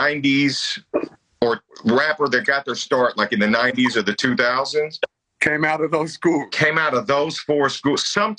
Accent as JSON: {"language": "English", "area": "Bay Area", "region": "California", "country": "United States", "said": "Obviously, we're both from the Bay Area."}